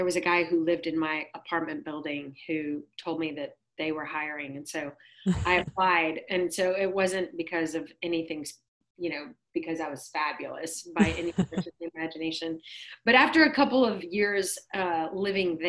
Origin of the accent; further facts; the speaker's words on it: Dallas, Texas, United States; I grew up here in Dallas. I live in Dallas, and I moved here when I was six.